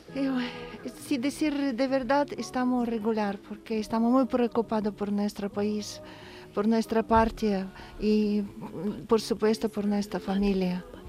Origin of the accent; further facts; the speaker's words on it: Ukraine; Spanish is a second language; now in Seville, Spain; en mi ciudad